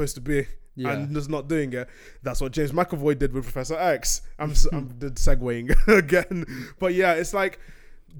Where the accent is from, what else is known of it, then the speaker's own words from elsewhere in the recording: Nigeria; I'm going to say as a Nigerian